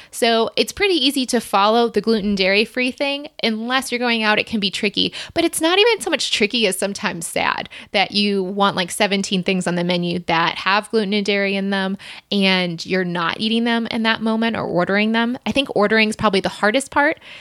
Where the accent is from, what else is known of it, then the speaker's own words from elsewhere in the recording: Michigan, United States; moved away as an adult; also born or lived in Ohio / Chicago; we grew up in Ohio and then moved to Michigan when I was eight. I stayed there until I went to the University of Michigan and then moved off to Chicago.